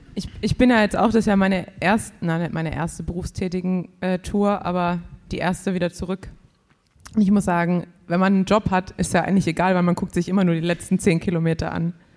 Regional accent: Swabia, Germany; als Schwabe

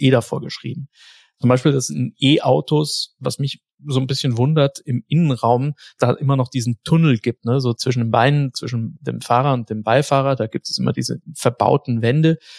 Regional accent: Germany; bei uns in Deutschland

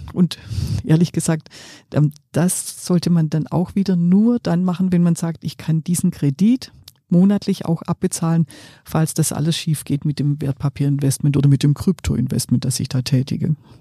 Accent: Swabia, Germany; ich bin ja Schwäbin

